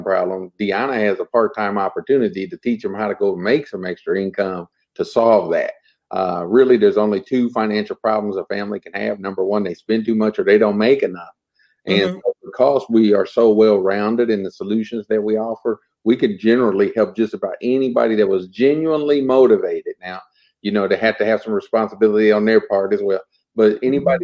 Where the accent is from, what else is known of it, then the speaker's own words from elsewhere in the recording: Muncie, Indiana, United States; I'm from Muncie, Indiana